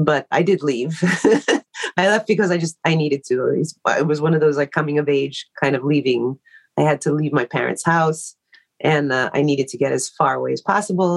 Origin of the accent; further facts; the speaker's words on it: New York City, New York, United States; moved away as an adult; also born or lived in Inwood, New York; I grew up in Queens